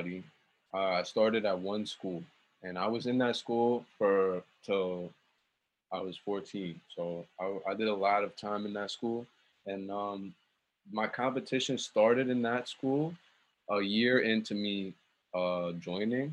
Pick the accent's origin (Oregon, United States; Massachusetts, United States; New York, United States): New York, United States; New York City; also born or lived in Wisconsin / Long Island; growing up in Queens, we didn't really have money like that until we moved to Long Island